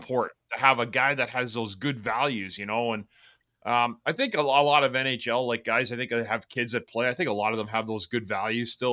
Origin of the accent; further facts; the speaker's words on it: Ottawa, Ontario, Canada; I'm from Ottawa.